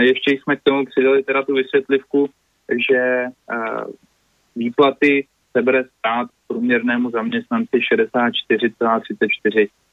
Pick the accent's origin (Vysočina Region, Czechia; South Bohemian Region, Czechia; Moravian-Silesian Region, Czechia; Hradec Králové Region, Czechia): South Bohemian Region, Czechia; Jindřichův Hradec; u nás v Jindřichově Hradci